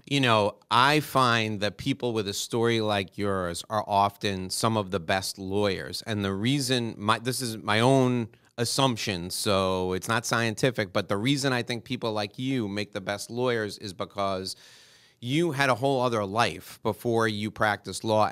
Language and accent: English; New York City, New York, United States; now in Miami, United States; Where I grew up in New York City